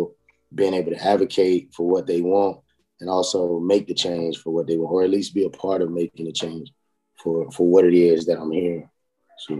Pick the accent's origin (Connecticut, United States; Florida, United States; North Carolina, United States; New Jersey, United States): North Carolina, United States; Rocky Mount; also born or lived in Pinetops, North Carolina; I grew up in Rocky Mount, North Carolina, man, Sycamore Street